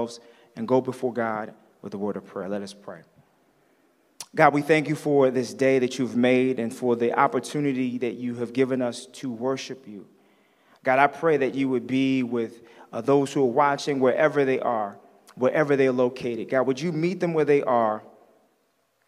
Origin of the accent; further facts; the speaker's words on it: Tinton Falls, New Jersey, United States; now in Chicago, United States; I was born and raised in New Jersey. Yes, I am an East Coast head. I'm from a small town called Tinton Falls